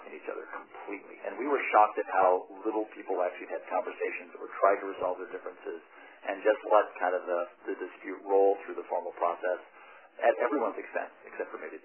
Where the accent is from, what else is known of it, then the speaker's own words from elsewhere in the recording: Western Colorado, United States; place I grew up in Western Colorado